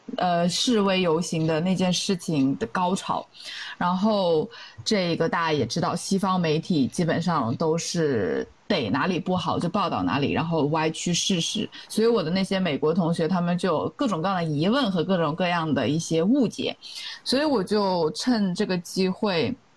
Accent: China; moved away as an adult; 当时参加这个活动的只有我一个中国人

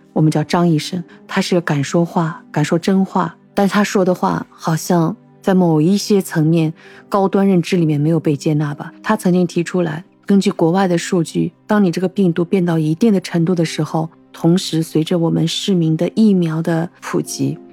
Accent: Shanghai, China; 作为我们上海人

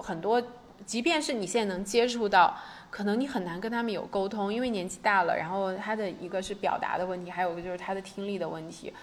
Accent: China; 我是从大陆来的

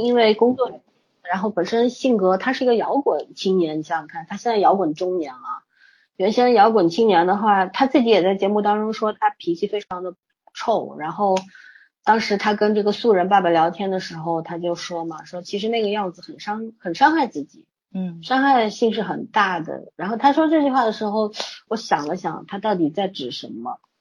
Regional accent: China; 因为我们中国人最重视这个血缘关系

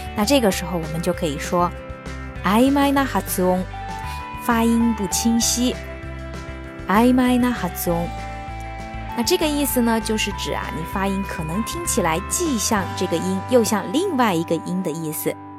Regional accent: China; 对于我们中国人来说呢，看到的意思可能往往跟它表达的意思是不太相同的

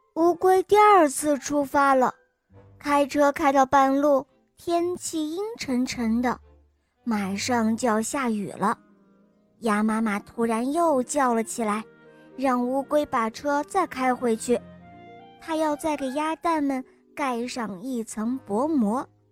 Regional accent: Henan, China; 我今年快六岁了，我来自河南

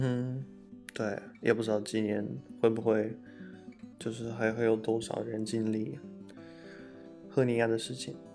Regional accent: outskirts of Moscow, Moscow Oblast, Russia; Chinese is a second language; moved away as an adult; now in Taipei, Taiwan; 我老家在莫斯科郊外嘛，然后我每天去上学啊，去哪里都要，至少要花两个多小时吧

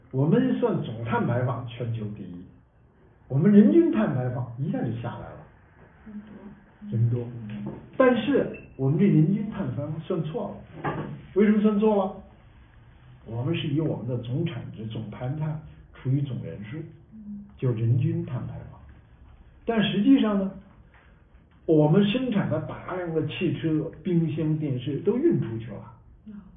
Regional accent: China; also born or lived in United States; 我们中国人

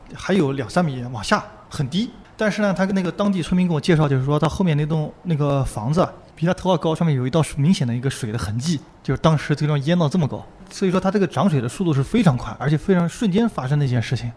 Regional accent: Nanjing, Jiangsu, China; 虽然我是个南京人，但是离海岸线还是有那么两三百公里的距离

